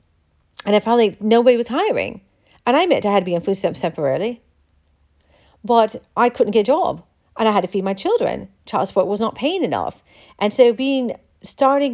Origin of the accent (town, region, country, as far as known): United States